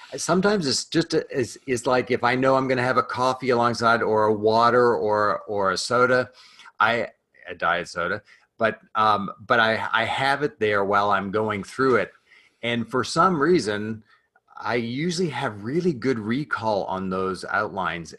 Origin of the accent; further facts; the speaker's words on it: Canada; I'm Canadian, so I uh I was raised in a family uh, of entrepreneurs